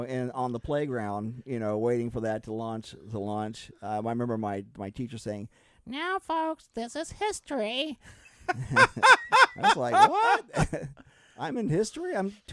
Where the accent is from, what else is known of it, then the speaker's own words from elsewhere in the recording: Cocoa, Florida, United States; I grew up in Cocoa, Florida, which is about 26 miles away from the Cape.